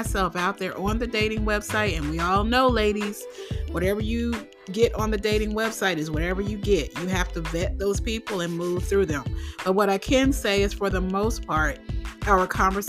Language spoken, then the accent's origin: English; New Jersey, United States; also born or lived in Philadelphia, Pennsylvania; I am originally from New Jersey. I was born in Philly, but I lived in New Jersey for a good part of my life. Yes, that is where I grew up